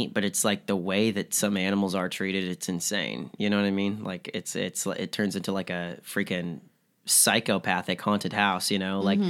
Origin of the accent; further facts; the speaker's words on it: the South, United States; And then I grew up like in the South